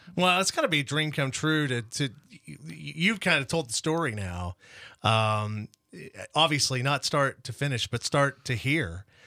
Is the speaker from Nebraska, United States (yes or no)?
yes; Imperial, Nebraska, United States; I was born in Imperial, have relatives still in Imperial